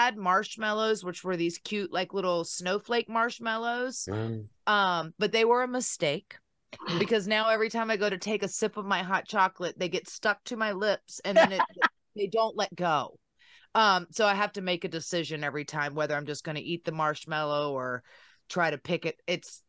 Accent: Virginia, United States; now in Nashville, United States; I am in Nashville now. I'm from Virginia, but we live in Nashville. We just bought a house a little north of the city.

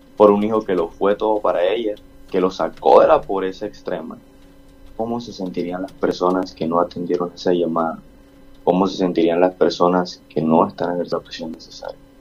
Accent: Barranquilla, Atlántico, Colombia; como barranquilleros y colombianos

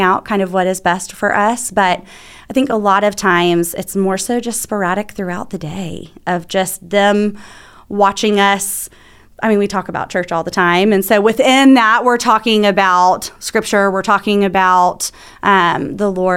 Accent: Atlanta, Georgia, United States; moved away as an adult; now in Birmingham, United States; I'm from Atlanta

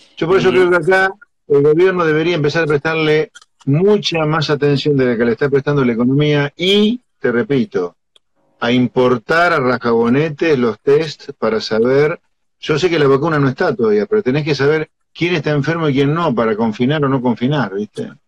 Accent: Pergamino, Buenos Aires Province, Argentina; yo nací en Pergamino y vivo en provincia

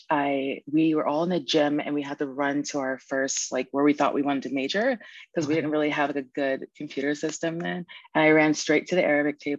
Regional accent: Virginia, United States; born there; I was born in Virginia. Both of my parents were in the military.

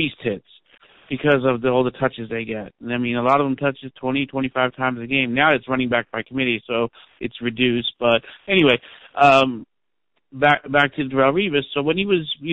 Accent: New York, United States; I grew up in New York

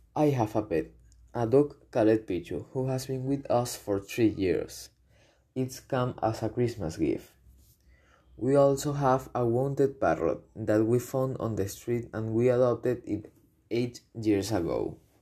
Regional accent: Caracas, Capital District, Venezuela; I was born in Caracas on September 4, 2006. I live in Los Naranjos urbanization, in a building that has a beautiful view of the entire city of Caracas

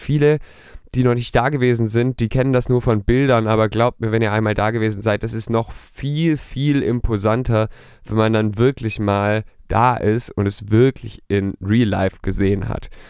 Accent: near Stuttgart, Baden-Württemberg, Germany; ich komme aus der Nähe von Stuttgart

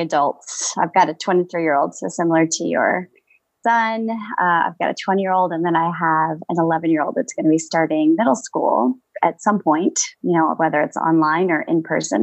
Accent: Tucson, Arizona, United States; I'm from Tucson, Arizona, born and raised out here

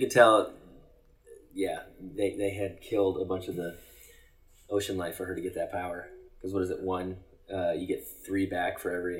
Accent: Arizona, United States; When we grew up in Arizona

